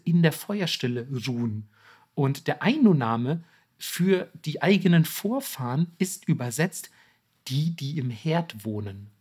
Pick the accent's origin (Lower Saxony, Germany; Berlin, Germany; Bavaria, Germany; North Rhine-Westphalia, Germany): Bavaria, Germany; ich bin aus Bayern